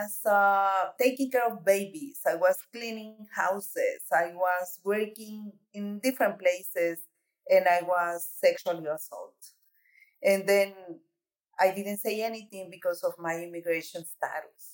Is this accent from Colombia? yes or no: no; Mexico; moved away as an adult; also born or lived in New York City; now in United States; I'm an immigrant from Mexico.